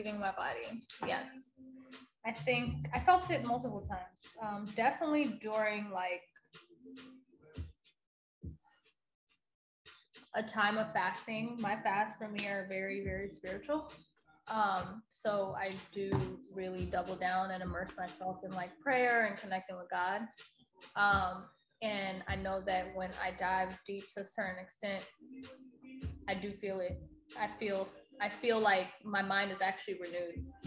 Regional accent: Washington, District of Columbia, United States; moved away; I was in my hometown in DC. So when I moved here

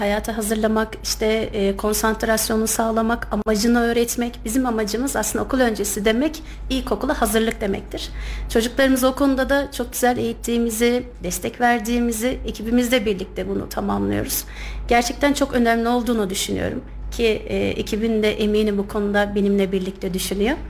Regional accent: Kayseri Province, Turkey; 1994 e, Kayseri doğumluyum

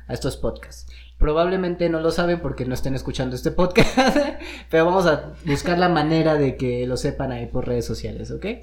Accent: Mexico; Como buenos mexicanos

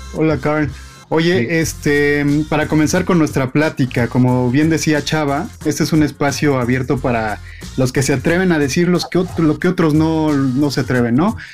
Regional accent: Mexico; los mexicanos

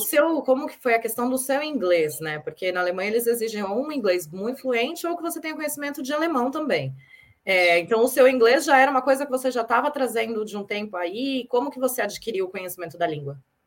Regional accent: São Paulo, Brazil; eu também sou lá de São Paulo, sou de São Paulo ah, capital

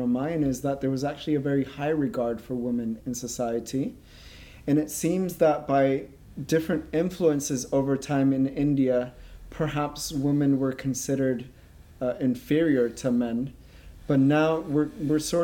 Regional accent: Spain; I'm from Spain

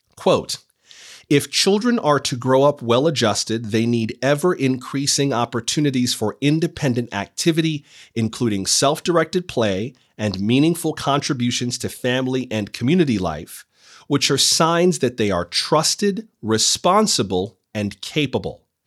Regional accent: Florida, United States; I grew up in Florida

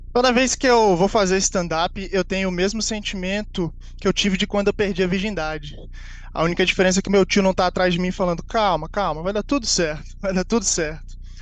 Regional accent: São Paulo, Brazil; now in Vitória, Brazil; Eu sou de São Paulo, mas eu moro em Vitória, no Espírito Santo.

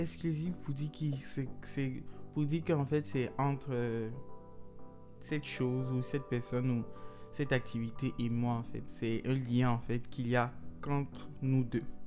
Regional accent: Côte d’Ivoire; en tant qu'Ivoirien

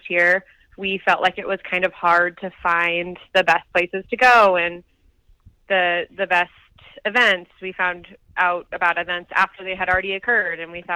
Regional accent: St. Louis, Missouri, United States; moved away as an adult; now in Boulder, United States; I'm from St. Louis

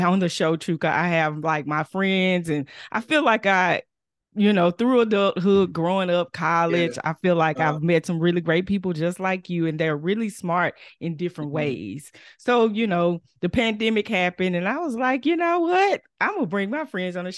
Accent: Fort Worth, Texas, United States; Growing up in Fort Worth, we do the Martin Luther King, the MLK parade every year

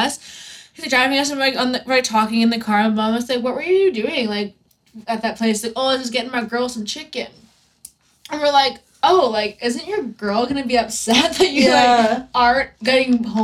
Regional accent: Canada; we're from Canada

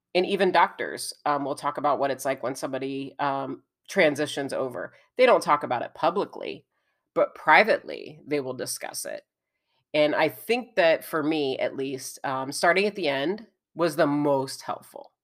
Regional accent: Indiana, United States; I'm from Indiana

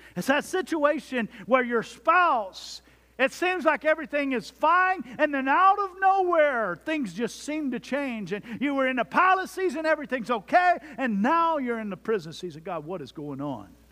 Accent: Jones Creek, Texas, United States; my hometown of Jones Creek, Texas

